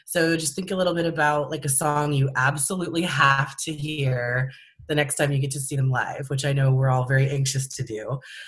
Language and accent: English; California, United States; from California.